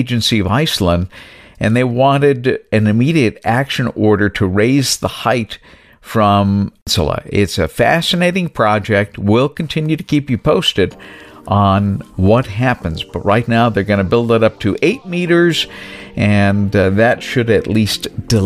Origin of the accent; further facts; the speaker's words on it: New Bedford, Massachusetts, United States; moved away as an adult; also born or lived in Lyndon, Vermont; now in Ohio, United States; I grew up in New Bedford, Massachusetts.